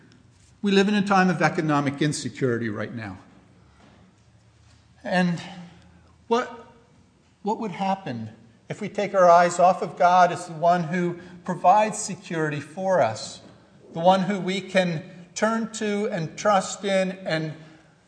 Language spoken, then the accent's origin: English; Ephrata, Pennsylvania, United States; I was born in Ephrata Hospital.